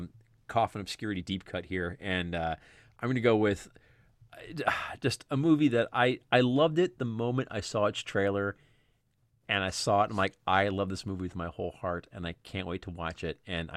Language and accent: English; near Philadelphia, Pennsylvania, United States; I grew up near Philadelphia.